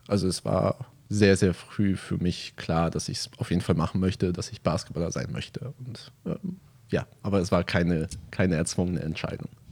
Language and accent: German; Hamburg, Germany; moved away as an adult; now in Bremerhaven, Germany; Hamburg, also meine Heimatstadt